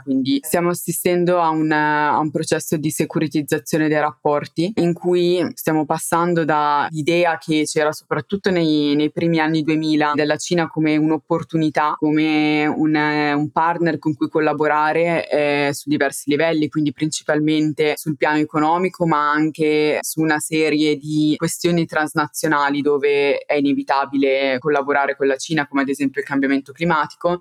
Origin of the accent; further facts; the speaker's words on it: Italy; moved away as an adult; now in London, United Kingdom; sono vicina all'Italia, quindi spesso posso tornare